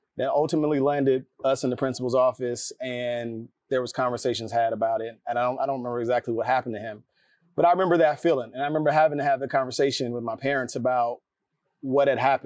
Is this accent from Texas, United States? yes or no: no; North Carolina, United States; moved away as an adult; now in Atlanta, United States; I'm from North Carolina, and in elementary school, my neighborhood was predominantly Black.